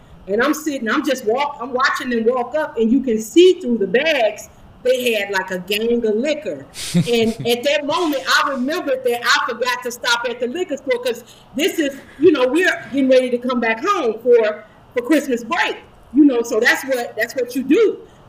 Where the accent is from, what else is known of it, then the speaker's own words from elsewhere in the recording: Chicago, Illinois, United States; I'm from the west side of Chicago.